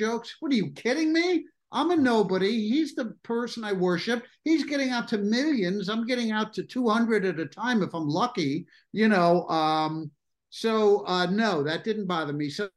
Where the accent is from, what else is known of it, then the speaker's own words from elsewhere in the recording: New York, United States; I was a New Yorker. That's what I was living in. The same place that I grew up in White Harlem